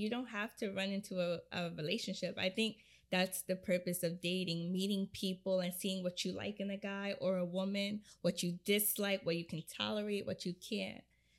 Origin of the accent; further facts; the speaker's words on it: Jamaica; So, I'm Jamaican.